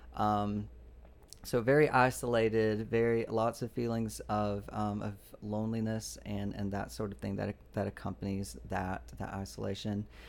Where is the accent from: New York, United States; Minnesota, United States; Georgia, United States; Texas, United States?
Georgia, United States; I grew up in Georgia